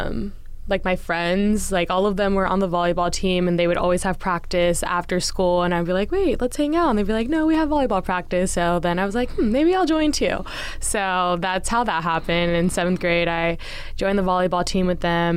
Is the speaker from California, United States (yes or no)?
yes; Brentwood, California, United States; I'm from NorCal, Bay Area, a little town called Brentwood, California is where I went to middle school, high school